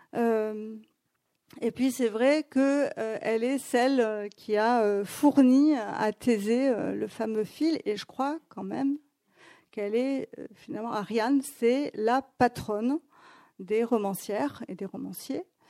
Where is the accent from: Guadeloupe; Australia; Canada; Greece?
Greece; Athens, Attica; moved away; also born or lived in Paris; quand j'ai grandi à Athènes